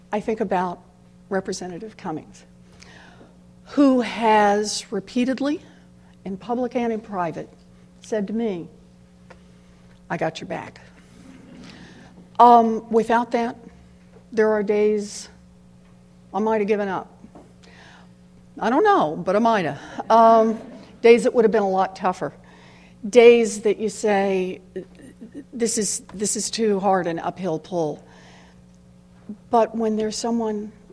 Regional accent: Oklahoma, United States; moved away as an adult; also born or lived in Houston, Texas; I grew up, not in Maryland, I grew up out in Oklahoma.

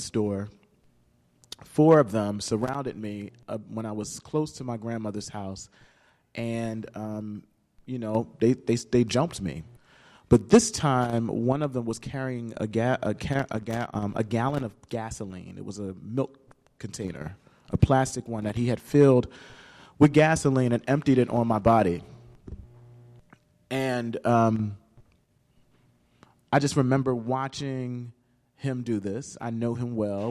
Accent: Camden, New Jersey, United States; I grew up in Camden, New Jersey, not too far from here

